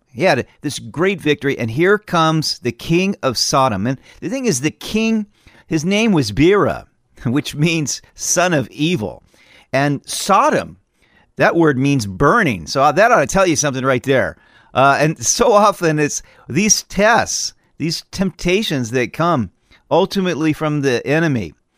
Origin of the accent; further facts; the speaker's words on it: California, United States; now in Idaho, United States; I'm from California